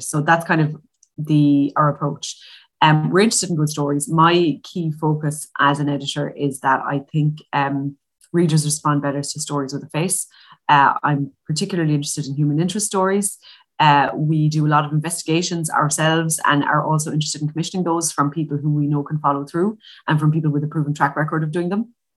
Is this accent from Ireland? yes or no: yes; Limerick, Munster, Ireland; I'm from Limerick